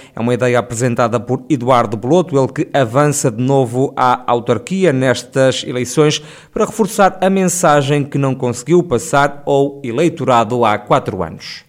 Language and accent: Portuguese; Sátão, Centro, Portugal; nasci mesmo no Sátão, não nasci em Viseu, nasci no Sátão, cresci no Sátão